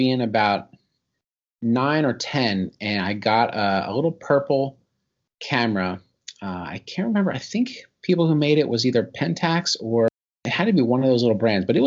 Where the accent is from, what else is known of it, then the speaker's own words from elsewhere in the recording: Mays Landing, New Jersey, United States; also born or lived in Pleasantville, New Jersey; in Atlantic County, I grew up in Mays Landing, about a half hour from Atlantic City